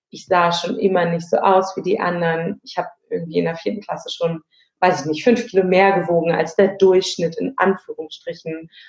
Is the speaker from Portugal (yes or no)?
no; Berlin, Germany; now in Hamburg, Germany; ich bin in Berlin geboren und habe da auch einen Großteil meines Lebens gelebt, lebe mittlerweile im wunderschönen Hamburg.